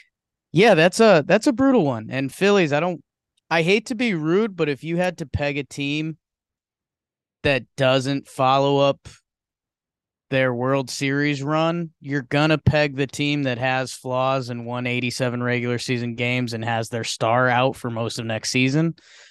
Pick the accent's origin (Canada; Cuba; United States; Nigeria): United States; Miami, Florida; now in Houston, United States; I am coming live from Houston, H-Town, Funkytown, Space City, City where the top drop, City of the Purple Drank, City, Kelsey Wingert City, might see her. BBD coming live from the Lou. Shout out to Uncle Lou. I'm from Miami.